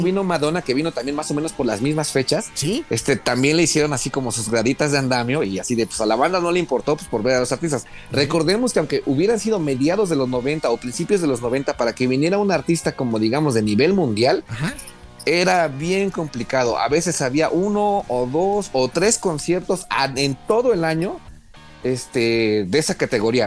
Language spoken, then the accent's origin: Spanish; Mexico; a nosotros como mexicanos